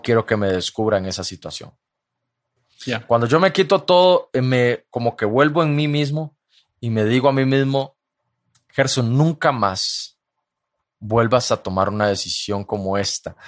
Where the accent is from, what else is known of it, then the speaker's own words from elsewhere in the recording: Costa Rica; mi país, Costa Rica